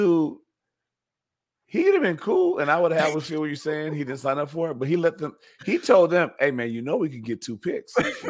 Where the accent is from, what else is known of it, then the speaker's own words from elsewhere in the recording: United States; If you ask me what I am, I'll tell you I'm Haitian. My parents are both Haitian. I was born in America, but my lineage is Haitian. That makes me Haitian.